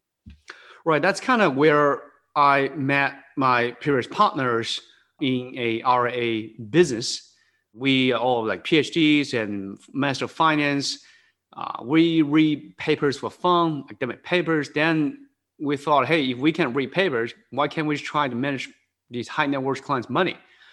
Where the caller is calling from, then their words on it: Newtown Square, Pennsylvania, United States; I'm working from home on the East Coast. It's the suburb of Philadelphia. It's a town called Newtown Square, kind of 20 minutes, 30 minutes west of Philadelphia.